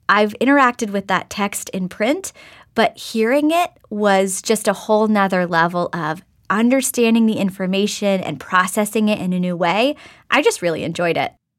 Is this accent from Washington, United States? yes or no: no; Oklahoma, United States; moved away; I grew up in Oklahoma and spent some time in different parts of the country